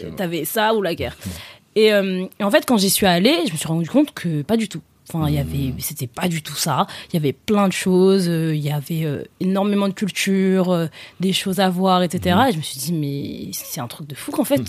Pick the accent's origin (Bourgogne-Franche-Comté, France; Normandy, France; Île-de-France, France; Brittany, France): Île-de-France, France; Paris; j'ai grandi à Paris dans le 12e et dans le 15e aussi